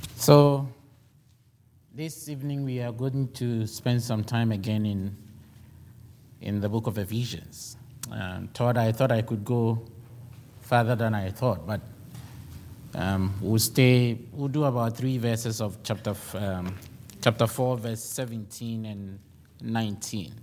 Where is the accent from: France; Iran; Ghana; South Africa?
Ghana; now in United States; I am a Ghanaian